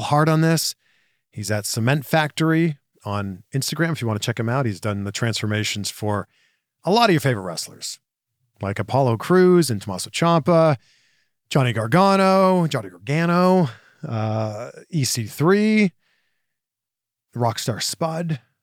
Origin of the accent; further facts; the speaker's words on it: Pickering, Ontario, Canada; moved away as an adult; also born or lived in Waterloo, Ontario / Toronto / Vancouver / Cleveland; now in Orange County, United States; I'm from Pickering, Ontario, Canada.